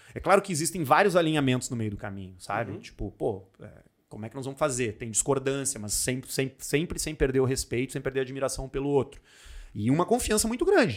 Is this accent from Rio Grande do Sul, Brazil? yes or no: yes; Porto Alegre, Rio Grande do Sul, Brazil; Nasci em Porto Alegre, morei em AP a minha vida inteira